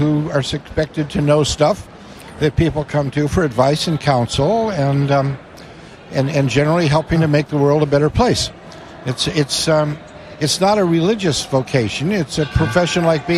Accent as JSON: {"language": "English", "town": "Crystal Lake", "region": "Illinois", "country": "United States", "tie": "born or raised there", "said": "I grew up in Crystal Lake, which is northwest of Chicago"}